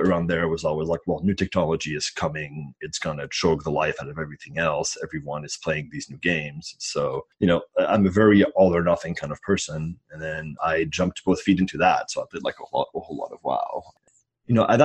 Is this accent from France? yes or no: yes; France; moved away as an adult; So I am an immigrant. I grew up in France, and I moved over when I was 18.